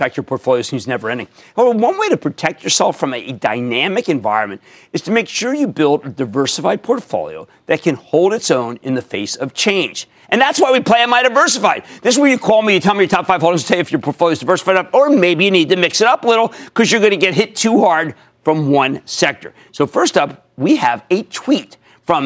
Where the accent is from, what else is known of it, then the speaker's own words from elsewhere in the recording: New Jersey, United States; in my home state of New Jersey